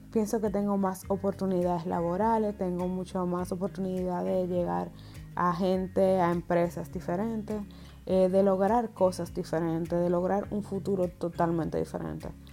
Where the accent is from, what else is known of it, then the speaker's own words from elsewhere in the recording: Dominican Republic; moved away as an adult; now in Germany; He vivido la mayor parte de mi vida hasta ahora allá, o sea, estuve hasta mis 25 años allá